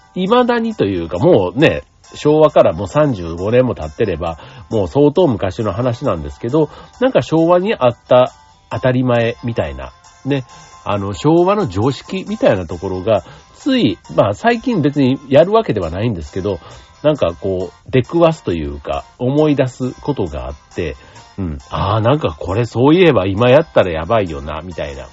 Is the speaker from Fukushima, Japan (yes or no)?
no; Osaka, Japan; 大阪の人間